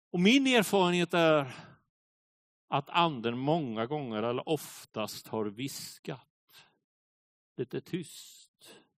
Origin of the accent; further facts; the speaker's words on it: Småland, Sweden; Jag brukar ju säga att jag är smålänning